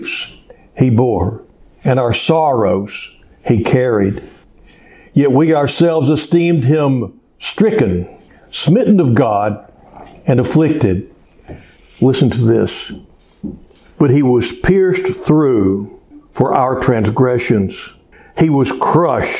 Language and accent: English; Cleveland, Texas, United States; also born or lived in Houston, Texas; my hometown in Cleveland, just 45 miles